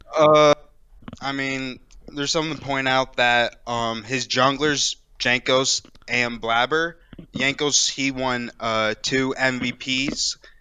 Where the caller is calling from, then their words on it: Daytona Beach, Florida, United States; I'm calling from Daytona Beach, Florida